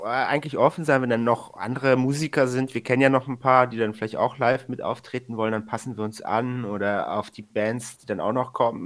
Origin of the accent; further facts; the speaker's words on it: Hesse, Germany; moved away as an adult; now in Hamburg, Germany; ich komme aus Hessen